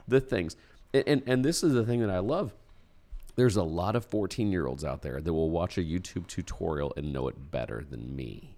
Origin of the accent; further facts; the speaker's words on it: Indiana, United States; we're from Indiana.